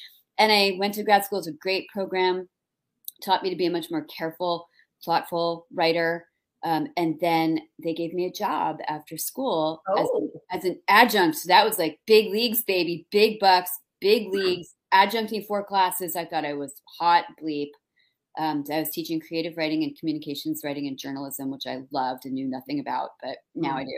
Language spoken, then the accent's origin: English; New Jersey, United States; also born or lived in New York / Minnesota; now in Boston, United States; So I grew up in New Jersey. Don't hold it against me. I was born in New York, like grew up in Jersey.